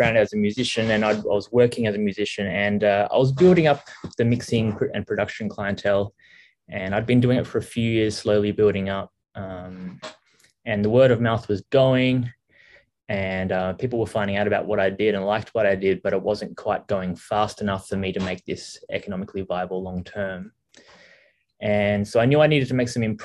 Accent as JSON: {"language": "English", "town": "Melbourne", "region": "Victoria", "country": "Australia", "moved": "as an adult", "lives_now": "Vietnam", "said": "I'm from Australia, originally Melbourne, Australia."}